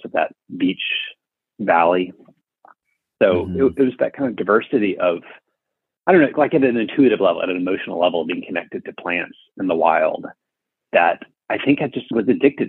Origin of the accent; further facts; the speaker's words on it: Birmingham, Alabama, United States; now in Arlington, United States; I grew up in Birmingham, Alabama